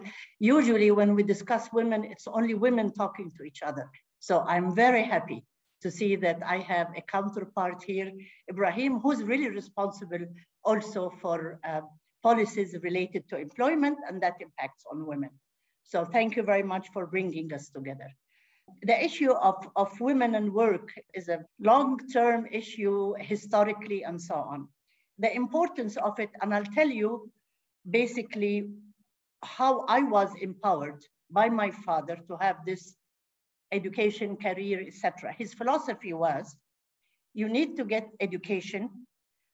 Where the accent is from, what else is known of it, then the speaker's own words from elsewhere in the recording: Medina, Medina Province, Saudi Arabia; moved away; I come from Medina, my parents are from Medina